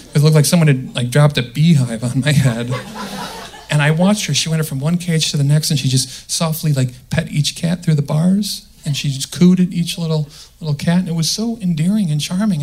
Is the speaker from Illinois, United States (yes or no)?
yes; the Midwest, outside Chicago, Illinois, United States; I'm from the Midwest. Right? Okay. And uh, okay, outside Chicago